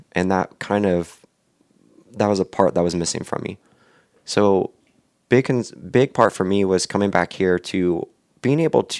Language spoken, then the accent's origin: English; Warsaw, Indiana, United States; knowing I'm from Warsaw, still driving back and forth Columbia City